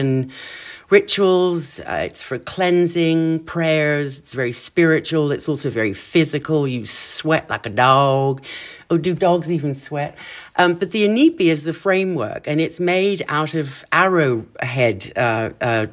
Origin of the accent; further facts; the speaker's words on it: Kenya; moved away; growing up in Kenya was like growing up in paradise